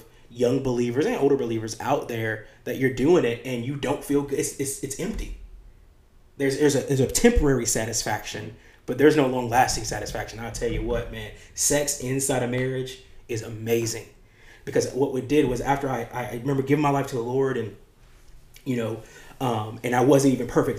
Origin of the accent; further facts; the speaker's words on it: United States; the apples that I grew up eating in America